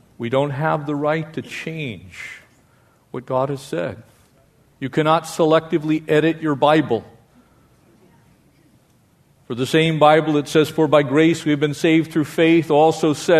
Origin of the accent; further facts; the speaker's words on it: United States; we as the American people